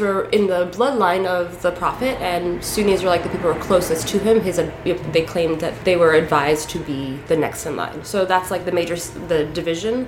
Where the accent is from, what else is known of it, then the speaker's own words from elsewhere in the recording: New York City, New York, United States; English is a second language; In New York City, in Queens